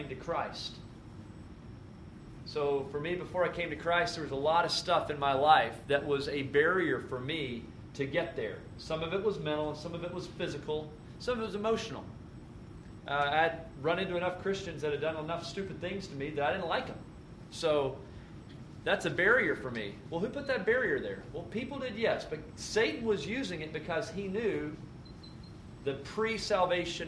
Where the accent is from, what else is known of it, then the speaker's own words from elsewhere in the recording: United States; I was raised in America